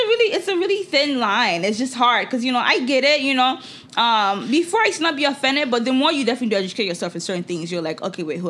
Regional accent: Nigeria; moved away; for me as a Nigerian who lived in Nigeria

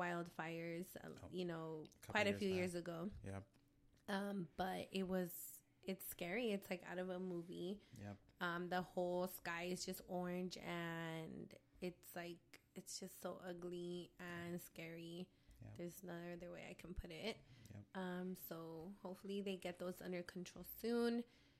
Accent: San Diego, California, United States; I'm born and raised in San Diego

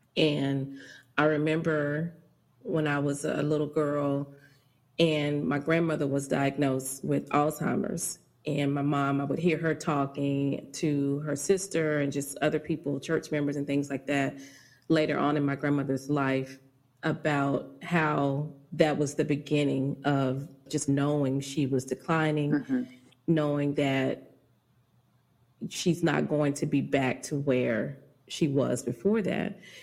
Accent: Dallas, Texas, United States; I grew up in Dallas, Oak Cliff, and I've been here all my life

